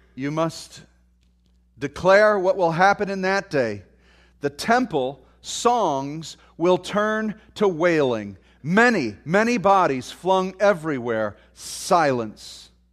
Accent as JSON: {"language": "English", "country": "United States", "said": "we're American"}